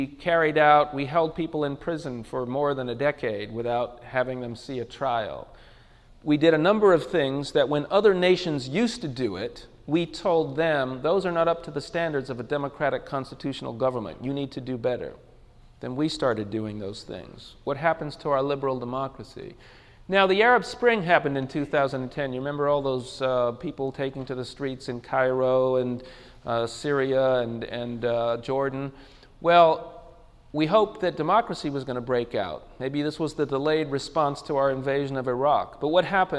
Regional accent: England, United Kingdom; now in United States; I'm from England, I was born in England

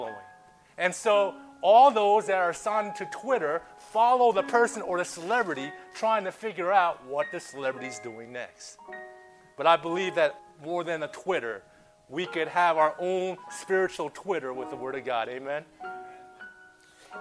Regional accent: Southern California, United States; I come from Southern California

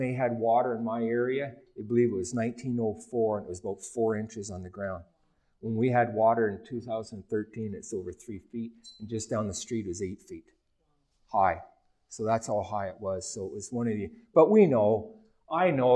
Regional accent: Ontario, Canada; moved away; my hometown last year in Ontario

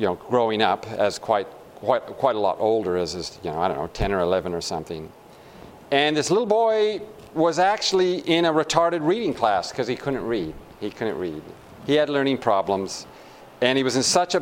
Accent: California, United States; moved away; also born or lived in Australia / Tasmania; I did all my training and my education in Australia, although I'm from California, about 40 miles away

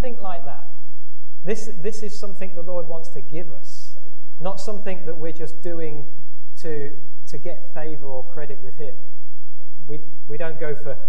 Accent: England, United Kingdom; moved away; we're from England, so we play soccer over there, not football

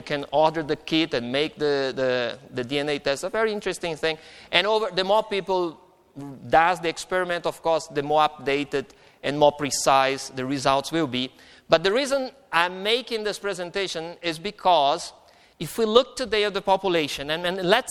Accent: Brazil; moved away; also born or lived in Mainz, Germany; I am Brazilian

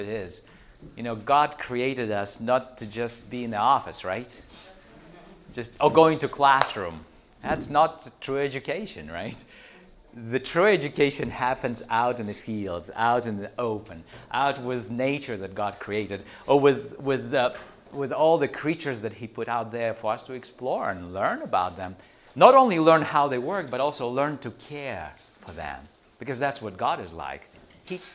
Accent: Chernivtsi, Chernivtsi Oblast, Ukraine; moved away; also born or lived in Texas; I come from the Ukraine, right on the border of the Ukraine and Romania. So, little town of Chernivtsi, or Chernauts, if it's Romanian language. So, I grew up there when I was 16

